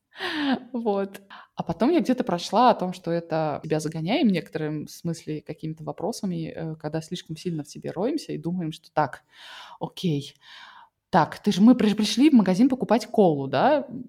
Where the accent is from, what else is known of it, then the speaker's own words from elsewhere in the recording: Russia; moved away; я выросла в России